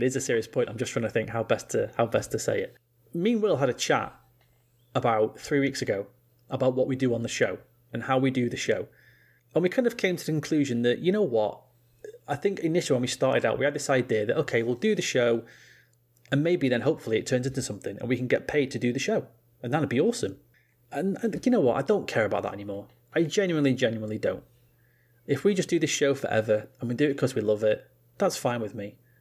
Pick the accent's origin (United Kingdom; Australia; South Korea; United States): United Kingdom; England; being English